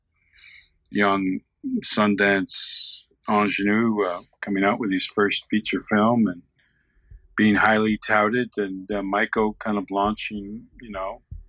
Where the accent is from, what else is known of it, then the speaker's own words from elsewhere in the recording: Canada; now in Santa Fe, United States; I carry a Canadian passport, not by choice, but that's where I was born, on my reservation above the American line